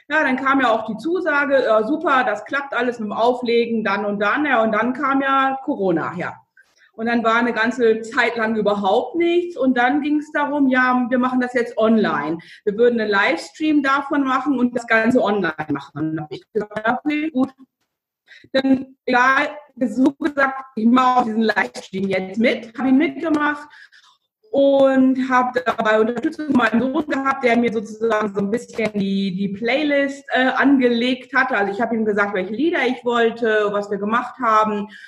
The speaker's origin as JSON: {"language": "German", "region": "Lower Saxony", "country": "Germany", "tie": "born or raised there", "said": "Also ich bin aus dem Landkreis Lüchow-Dannenberg, da bin ich groß geworden, aufgewachsen und bin dann für die Ausbildung in das südliche Niedersachsen gegangen"}